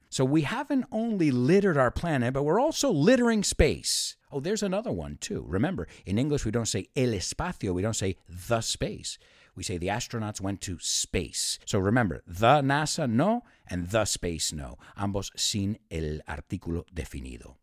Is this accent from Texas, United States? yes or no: no; New York, United States; now in Spain; I'm from New York